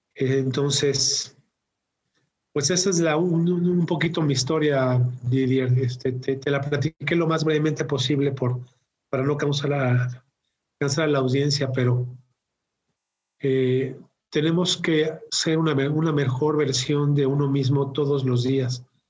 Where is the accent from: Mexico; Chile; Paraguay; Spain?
Mexico; also born or lived in Mexico City; mexicano de, nacimiento y vivo, vivo en, la, en la Ciudad de México